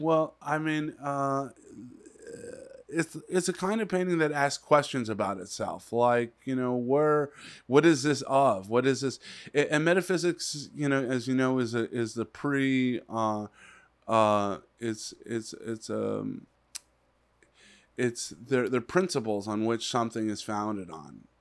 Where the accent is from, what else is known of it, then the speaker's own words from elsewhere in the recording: Los Angeles, California, United States; also born or lived in Palm Desert; when I was a little kid growing up in the San Fernando Valley